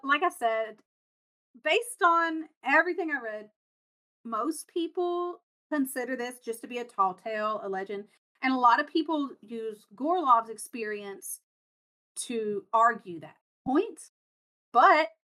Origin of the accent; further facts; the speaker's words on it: United States; I'm from America